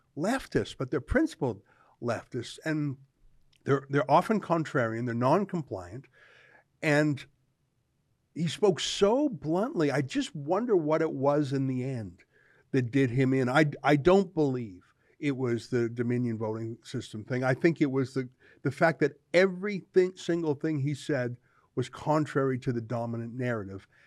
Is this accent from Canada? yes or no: yes; Canada; I'm a Canadian